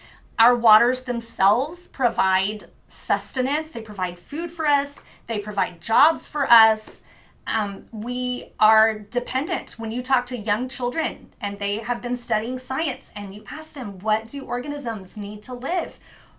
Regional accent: Louisiana, United States; born there; also born or lived in New Orleans / Mobile, Alabama; now in Corpus Christi, United States; I was born in Plaquemines Parish, Louisiana, lived in New Orleans, lived in Mobile, Alabama, some inland places as well, but most of it has been spending my life on the Gulf Coast.

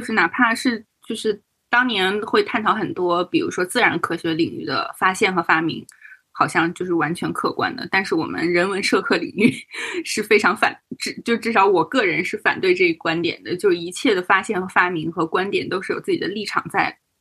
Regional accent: Northeast China, China; moved away; 为一个东北人

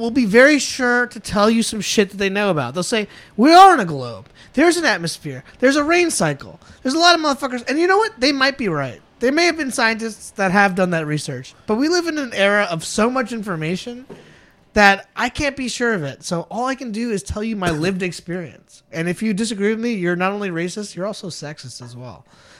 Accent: Virginia, United States; I'm a guy... I grew up in Virginia.

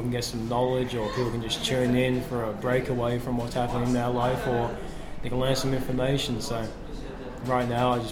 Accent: England, United Kingdom; now in Australia; I'm originally from England, moved to Australia in 2005, lived here ever since

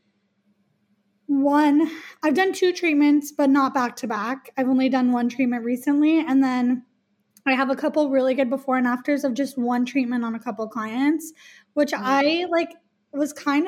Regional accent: Alaska, United States; I'm born and raised in Alaska

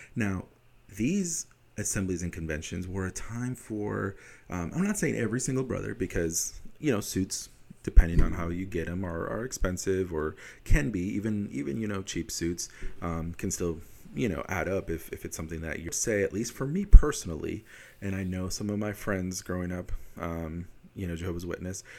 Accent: Wisconsin, United States; I'm from Wisconsin. All my experiences are in Wisconsin

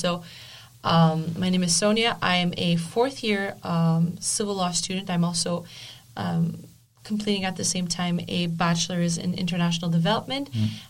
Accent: Canada; I feel like I won the lottery by being born here.

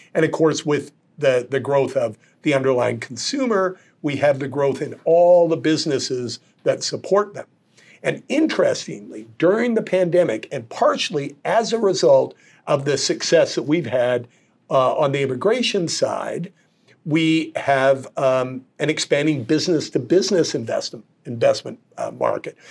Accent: Calgary, Alberta, Canada; moved away; I was born and raised in Calgary

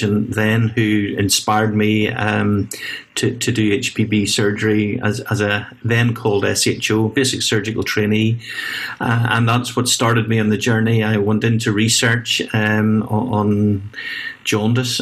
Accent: Belfast, Northern Ireland, United Kingdom; moved away as an adult; now in Edinburgh, United Kingdom; Still have a lot of family and friends in Belfast and Northern Ireland

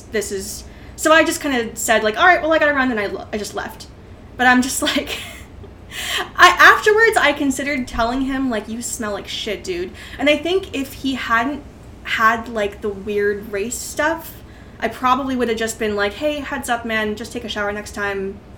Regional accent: Northern California, United States; Uh, that at that time I was in Northern California.

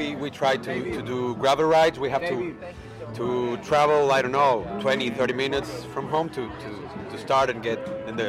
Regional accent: San Luis Potosí, Mexico; Mexico, San Luis Potosí.

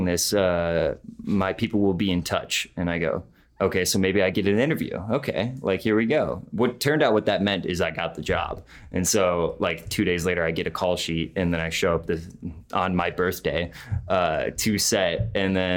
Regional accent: Clarkston, United States

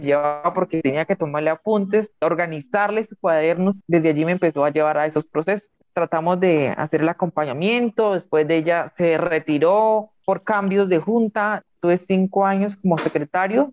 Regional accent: Santander de Quilichao, Cauca, Colombia; soy del municipio de Santander de Clichao, el departamento del Cauca

